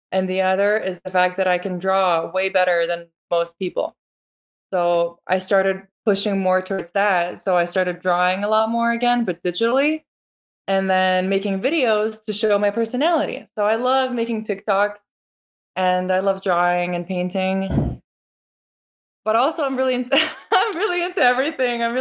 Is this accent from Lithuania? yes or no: yes; Lithuania; now in United States; it's actually Lithuanian. That's where I'm from, and it's a very common and popular name there. Very traditional. Mm-hmm. Um, so I was born in Lithuania. I moved to America in 2003.